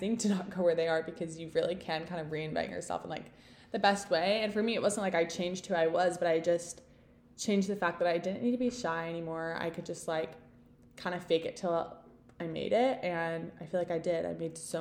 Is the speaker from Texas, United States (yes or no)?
yes; Texas, United States; moved away as an adult; also born or lived in Utah; I'm from Texas